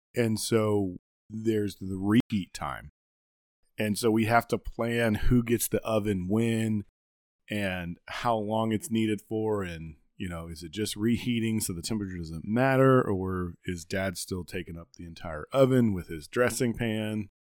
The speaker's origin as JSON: {"language": "English", "region": "the South", "country": "United States", "said": "we're Southern and we're from the South"}